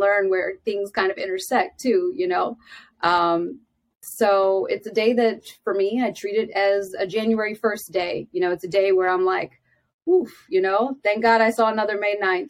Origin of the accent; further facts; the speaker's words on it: Philadelphia, Pennsylvania, United States; I am from Philadelphia